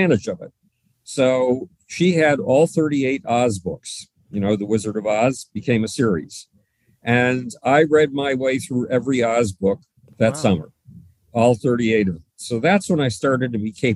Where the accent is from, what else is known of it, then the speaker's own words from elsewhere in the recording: Buffalo, New York, United States; Buffalo, New York, my hometown